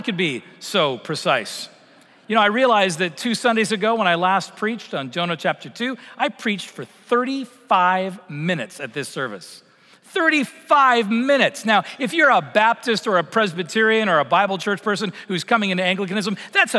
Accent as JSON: {"language": "English", "town": "Vancouver", "region": "British Columbia", "country": "Canada", "tie": "born or raised there", "moved": "yes", "said": "I grew up in Vancouver"}